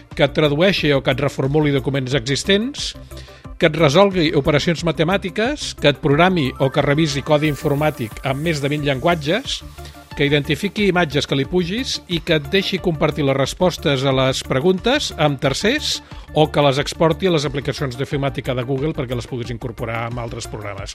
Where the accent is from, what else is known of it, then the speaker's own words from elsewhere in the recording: Barcelona, Catalonia, Spain; sóc periodista català nascut a Barcelona l'any 1960